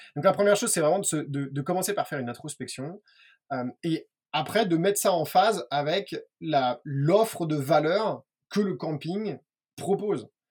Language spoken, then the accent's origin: French; France; on est français